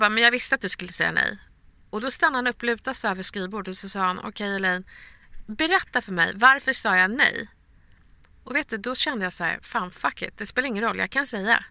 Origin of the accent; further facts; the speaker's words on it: Stockholm, Stockholm County, Sweden; Vi är från Bredäng